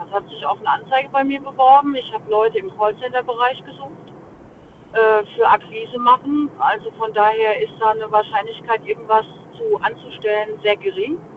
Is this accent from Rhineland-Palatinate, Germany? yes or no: yes; Mainz, Rhineland-Palatinate, Germany; Aus Mainz.